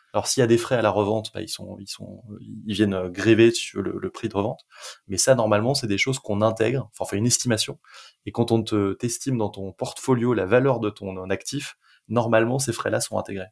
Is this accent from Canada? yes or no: no; France; on est français